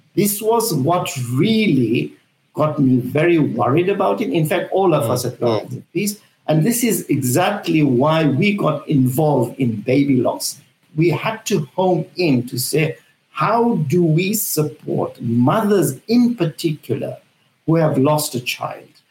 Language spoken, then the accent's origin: English; Zambia; now in United Kingdom; I'm from Africa, I'm from Zambia, I was born in Zambia and raised there.